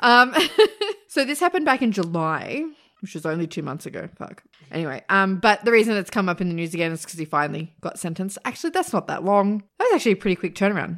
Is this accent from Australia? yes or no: yes; Australia; I'm Australian